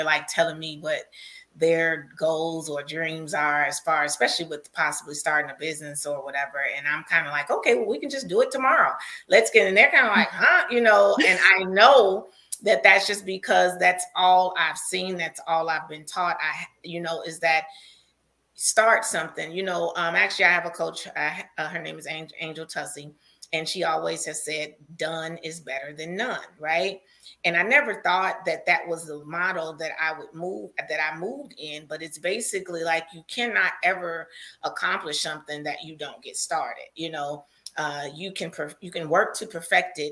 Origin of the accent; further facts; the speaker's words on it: Chicago, Illinois, United States; a little Black girl growing up on the South Side of Chicago